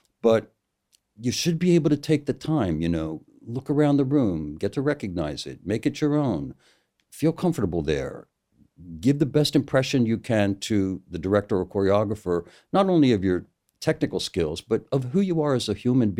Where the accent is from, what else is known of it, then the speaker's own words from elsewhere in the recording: United States; I'm an American